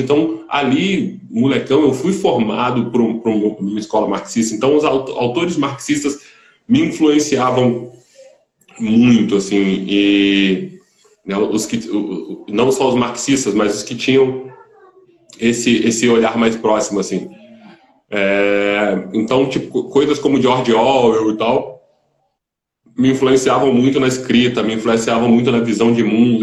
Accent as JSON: {"language": "Portuguese", "town": "Volta Redonda", "region": "Rio de Janeiro", "country": "Brazil", "tie": "born or raised there", "also_born_or_lived": "Belo Horizonte", "said": "eu sou de Volta Redonda, é, interior de, do Rio"}